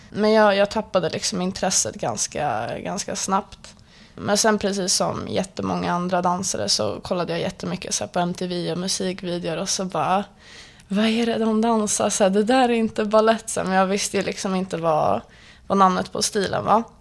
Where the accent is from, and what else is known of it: Stockholm, Stockholm County, Sweden; born or raised there